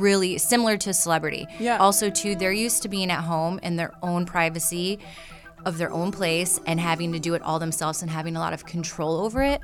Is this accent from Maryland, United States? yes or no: no; Michigan, United States; moved away as an adult; also born or lived in Atlanta; I grew up in Michigan in a very, like I said, like 2,000 people